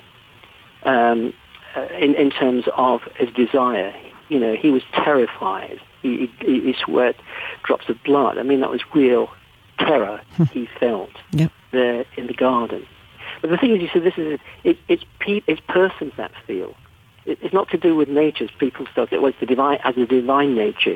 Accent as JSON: {"language": "English", "region": "England", "country": "United Kingdom", "said": "You can tell I'm English"}